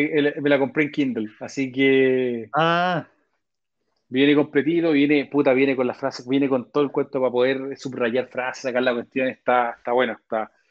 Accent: Chile; nosotros como chilenos

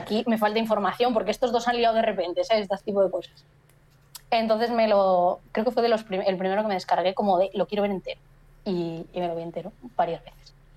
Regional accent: Galicia, Spain

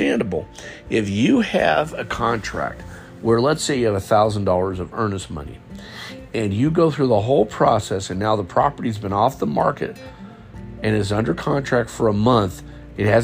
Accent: West Coast, United States; moved away as an adult; also born or lived in Southern Alabama; now in Alabama, United States; I'm from the West Coast originally, and I moved here with my wife

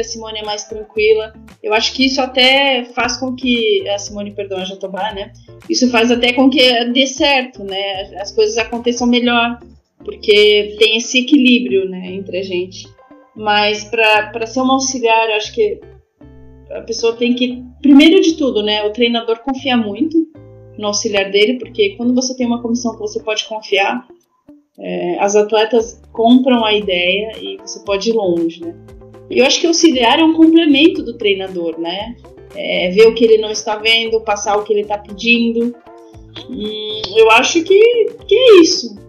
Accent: Brazil; moved away as an adult; also born or lived in France; sou brasileira

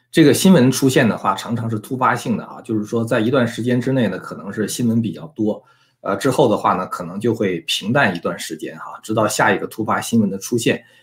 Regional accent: China; 我们作为中国人

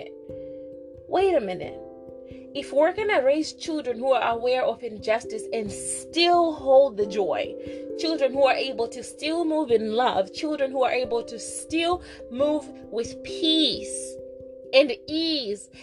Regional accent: Zimbabwe; growing up in Zimbabwe, we never really studied our Blackness, because we were the majority

